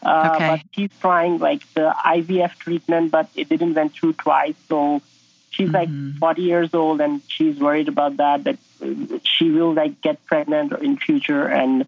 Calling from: Calgary, Alberta, Canada; I'm calling from Calgary, Canada.

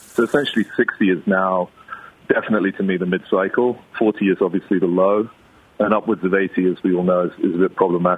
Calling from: Mexico; I'm phoning you from Mexico here, Tim.

